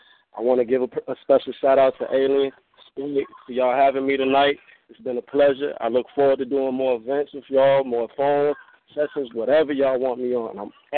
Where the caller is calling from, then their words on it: Augusta, Georgia, United States; I'm coming from Augusta, Georgia. I know the phone number says Texas. I'm coming from Augusta, Georgia, the west side.